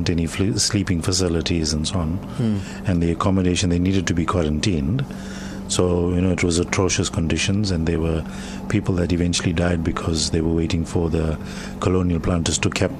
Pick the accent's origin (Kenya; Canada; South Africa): South Africa; I'm South African, I'm not Indian